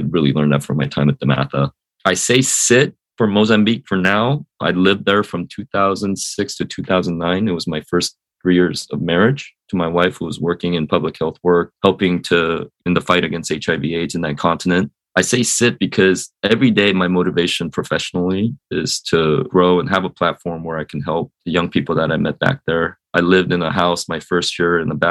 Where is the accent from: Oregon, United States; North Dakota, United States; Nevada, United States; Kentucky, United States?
Oregon, United States; Eugene; moved away as an adult; also born or lived in New York City, United States; I grew up relatively sheltered in Eugene, Springfield